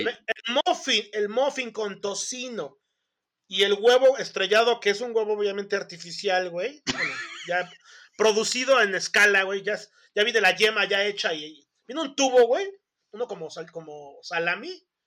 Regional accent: Mexico; nosotros como mexicanos

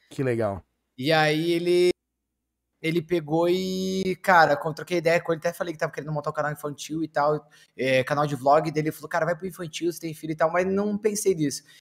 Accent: São Paulo, Brazil; Eu sou de São Paulo, cara.

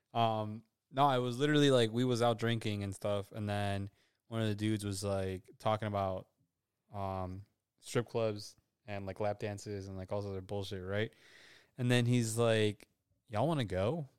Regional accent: Illinois, United States; we're from Illinois.

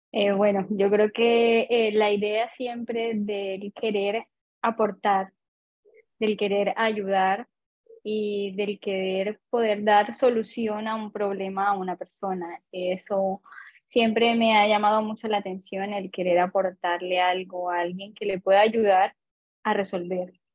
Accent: Colombia; moved away as an adult; now in Chile; soy colombiana, vivo en Chile hace aproximadamente más de cinco años

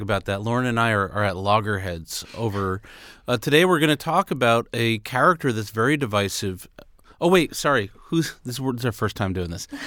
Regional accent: New York City, New York, United States; everybody I grew up in around in Queens, New York City

